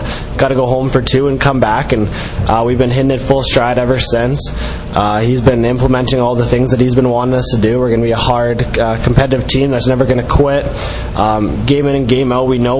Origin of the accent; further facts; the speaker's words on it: Alberta, Canada; moved away as an adult; also born or lived in Red Deer, Alberta; So originally I grew up in Old Alberta, which is in Western Canada. Played my minor hockey in my hometown and then about 45 minutes away in Red Deer